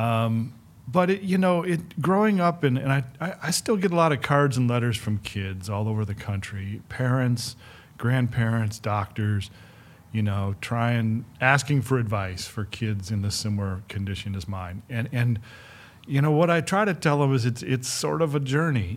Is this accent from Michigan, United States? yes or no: yes; Flint, Michigan, United States; I grew up in Michigan and, and the Midwest